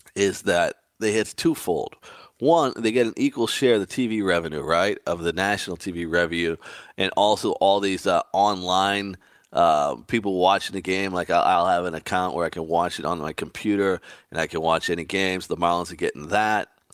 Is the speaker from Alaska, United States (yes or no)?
no; Boston, Massachusetts, United States; growing up in Boston, I was a huge Red Sox fan